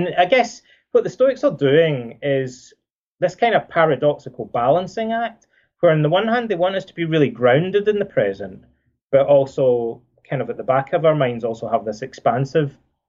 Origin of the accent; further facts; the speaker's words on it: Scotland, United Kingdom; when I was a kid growing up in Scotland